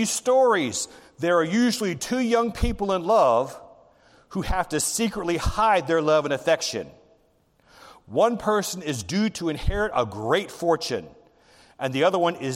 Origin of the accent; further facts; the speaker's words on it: the South, United States; I grew up in the South, and when I was in the elementary school, you get a whooping from the principal